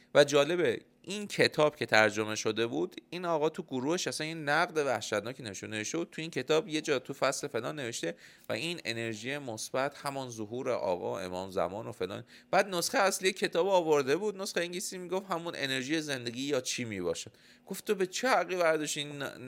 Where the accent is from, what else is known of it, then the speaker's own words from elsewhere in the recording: Iran; الان ما به عنوان یه ایرانی که داخل ایران تو این بازه زمانی زندگی میکنیم تصورمون همه فکر و ذکرمونه به خاطر اینکه تو این ماتریکس اینجا بزرگ شدیم